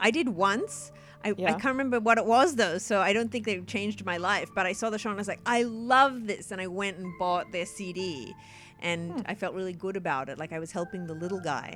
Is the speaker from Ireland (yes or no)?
no; Australia; my being Australian